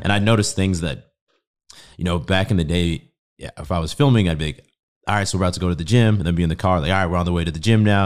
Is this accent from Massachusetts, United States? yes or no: yes; Boston, Massachusetts, United States; moved away as an adult; also born or lived in Spain; now in Austin, United States; I grew up in Boston